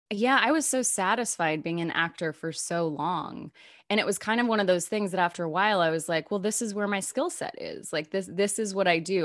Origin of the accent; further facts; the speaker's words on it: North Little Rock, Arkansas, United States; moved away; also born or lived in Chicago; I grew up in North Little Rock, Arkansas